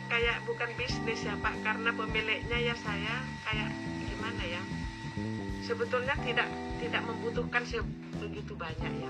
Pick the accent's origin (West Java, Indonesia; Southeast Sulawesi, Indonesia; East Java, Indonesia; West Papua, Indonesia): East Java, Indonesia; first language Madurese; Indonesian is a second language; sangat kaku saya bahasa Indonesia karena satu di rumah itu pak nggak pernah pakai bahasa Madura